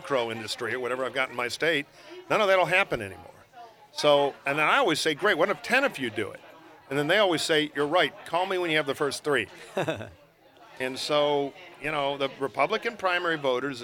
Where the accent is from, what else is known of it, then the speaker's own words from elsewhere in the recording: Detroit, Michigan, United States; my hometown of Detroit